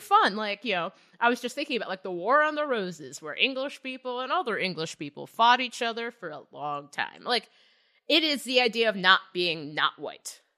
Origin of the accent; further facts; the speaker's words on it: Cincinnati, Ohio, United States; I grew up in Cincinnati